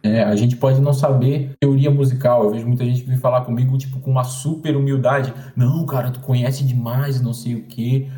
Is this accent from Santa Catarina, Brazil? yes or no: yes; Florianópolis, Santa Catarina, Brazil; eu sou aqui de Floripa